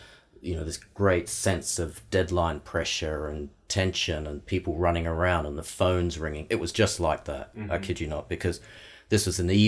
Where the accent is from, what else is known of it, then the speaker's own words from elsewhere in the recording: Melbourne, Victoria, Australia; moved away; also born or lived in Sydney; That's the country of my birth. And, I was raised in Melbourne